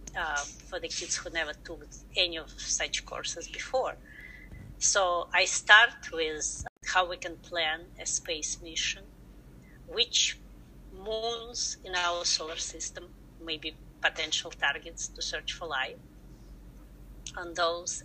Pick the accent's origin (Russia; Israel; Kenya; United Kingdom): Russia; English is a second language; moved away as an adult; now in United States; I'm originally from Russia, where I got uh, my degrees in science education and my master degree in space research. So right after that, I came to the United States